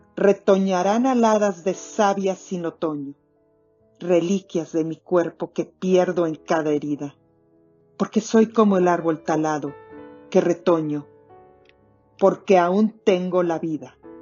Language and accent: Spanish; Mexico; now in Toronto, Canada; Soy mexicana y me escuchan desde Toronto, en Canadá